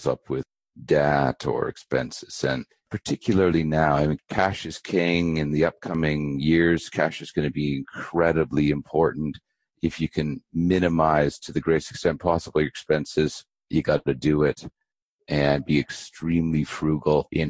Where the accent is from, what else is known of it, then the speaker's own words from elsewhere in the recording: Abbotsford, British Columbia, Canada; also born or lived in Vancouver, British Columbia; I was born in Vancouver, British Columbia. I grew up in a little town west of Vancouver called Abbotsford